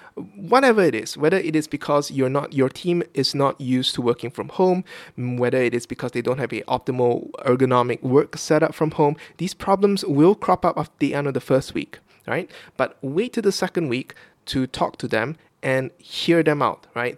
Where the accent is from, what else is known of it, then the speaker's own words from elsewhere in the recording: Kuching, Sarawak, Malaysia; moved away as an adult; now in Vietnam; my hometown of Kuching, Sarawak, on the island of Borneo, uh, in the in Malaysia